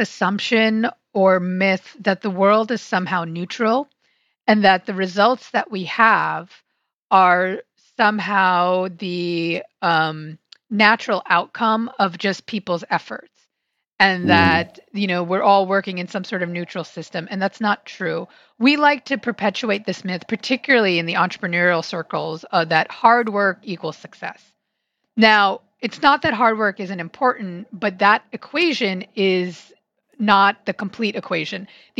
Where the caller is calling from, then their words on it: Silver Spring, Maryland, United States; So I am in the greater DC area in Silver Spring, Maryland, which is right outside DC.